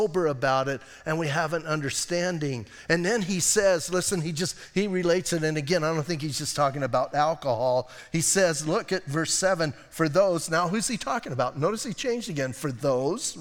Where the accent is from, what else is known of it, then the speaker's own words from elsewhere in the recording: Bisbee, Arizona, United States; I'm from Bisbee.